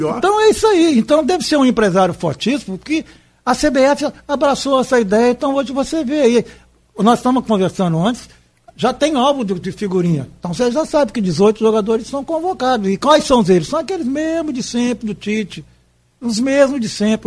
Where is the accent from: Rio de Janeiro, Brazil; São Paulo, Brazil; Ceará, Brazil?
Rio de Janeiro, Brazil; Miracema; now in Campos dos Goytacazes, Brazil; Miracema é minha terra